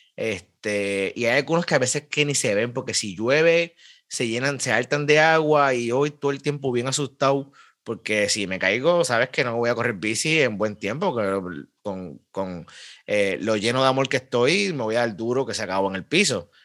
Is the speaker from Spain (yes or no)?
no; Carolina, Puerto Rico; al lado de, donde me crié, en en la Sánchez Osorio, eso sí, hay un bike shop